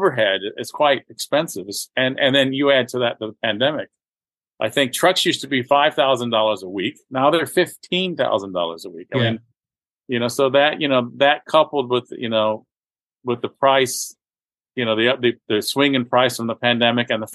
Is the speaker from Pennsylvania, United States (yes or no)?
no; Florida, United States; growing up in Florida